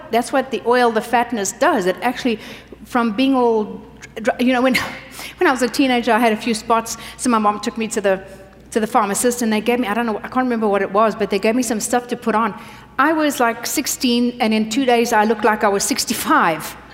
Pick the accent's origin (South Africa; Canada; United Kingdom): South Africa; moved away; I grew up in South Africa.